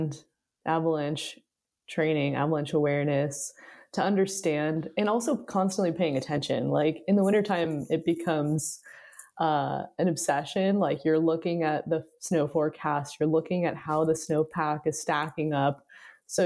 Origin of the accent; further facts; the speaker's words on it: Kirkland, Washington, United States; now in Bellingham, United States; I grew up 20 minutes outside of Seattle, just over the lake in Kirkland, Washington